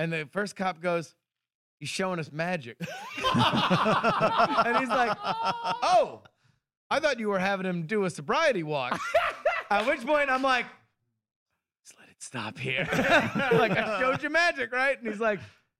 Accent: Florida, United States; I'm from Florida

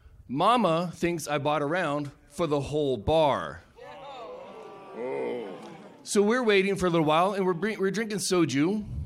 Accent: Alaska, United States

